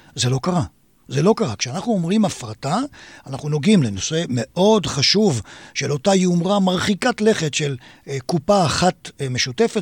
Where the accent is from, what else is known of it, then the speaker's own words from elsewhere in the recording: Israel; נולדתי בכפר בישראל, מוקף שדות